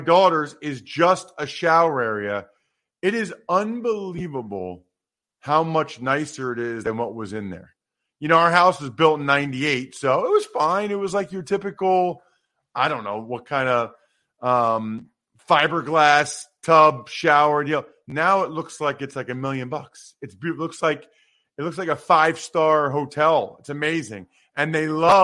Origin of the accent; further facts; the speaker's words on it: outside of Philadelphia, Pennsylvania, United States; I grew up outside of Philly